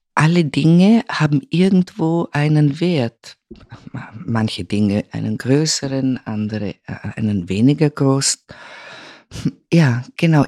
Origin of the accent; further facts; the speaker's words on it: Vorarlberg, Austria; moved away; also born or lived in Vienna / Rome / Milan; Ich bin aufgewachsen im westlichsten Bundesland Österreichs, dem einzig alemannischen Bundesland und äh, Vorarlberg